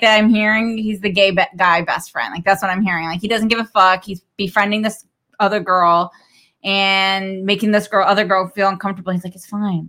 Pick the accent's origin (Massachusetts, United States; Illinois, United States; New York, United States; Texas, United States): Massachusetts, United States; I'm from Massachusetts